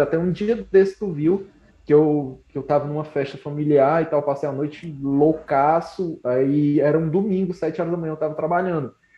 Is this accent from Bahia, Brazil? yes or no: no; Canindé, Ceará, Brazil; also born or lived in Fortaleza; eu sou de Canindé, no Ceará